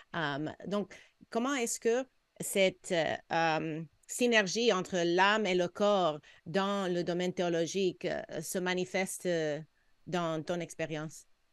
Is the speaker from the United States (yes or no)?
yes; California, United States; now in Quebec, Canada; quand j'ai grandi en Californie